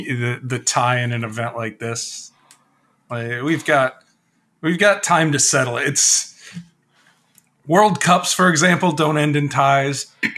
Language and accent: English; United States; as an American.